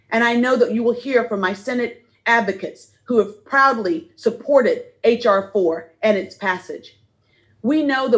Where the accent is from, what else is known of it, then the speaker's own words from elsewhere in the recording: Selma, Alabama, United States; As a little girl growing up in Selma